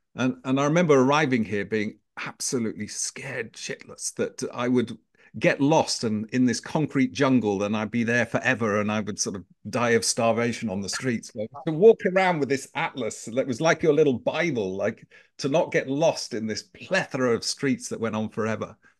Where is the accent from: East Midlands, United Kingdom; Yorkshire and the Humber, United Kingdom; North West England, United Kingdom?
Yorkshire and the Humber, United Kingdom; Knaresborough; accent: British; moved away as an adult; also born or lived in London; brought up in the north of England, a small little market town called Knaresborough in the, in the, uh, uh, county of Yorkshire